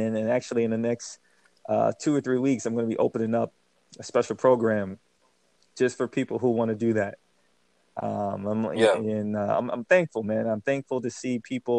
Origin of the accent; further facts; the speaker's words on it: New Jersey, United States; also born or lived in Germany; Born in Germany, but raised here in Jersey